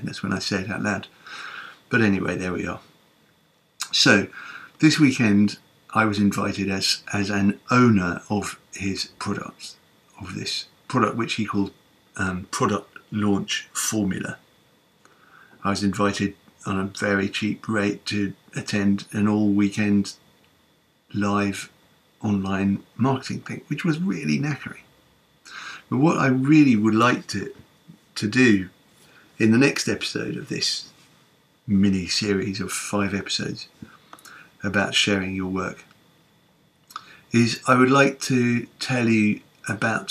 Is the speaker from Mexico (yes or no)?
no; London, United Kingdom; I am a Londoner